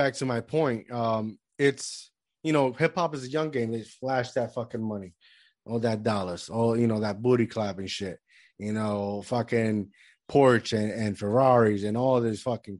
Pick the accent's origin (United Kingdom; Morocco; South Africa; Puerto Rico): Puerto Rico; now in United States; because I was born here, right? But yeah, I grew up in Puerto Rico.